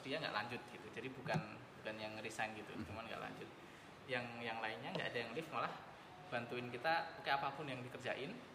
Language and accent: Indonesian; Yogyakarta, Special Region of Yogyakarta, Indonesia; moved away; also born or lived in Singapore; saya juga aslinya Jogja